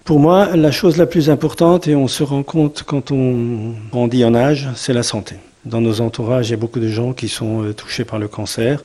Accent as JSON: {"language": "French", "town": "Sélestat", "region": "Grand Est", "country": "France", "tie": "born or raised there", "said": "je suis né à Célestat, moi j'ai passé toute ma vie à Célestat"}